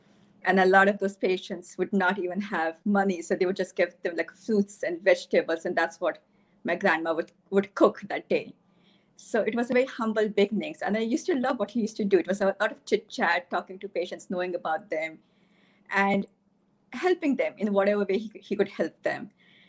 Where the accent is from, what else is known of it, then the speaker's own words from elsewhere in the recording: Delhi, India; moved away as an adult; also born or lived in Bronx, United States; I came from Delhi to the Bronx. I was in the Bronx for 7 years at Albert Einstein College of Medicine and Yeshiva University.